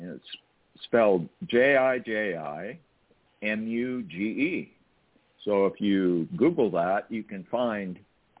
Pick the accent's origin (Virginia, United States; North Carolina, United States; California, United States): California, United States; I'm from California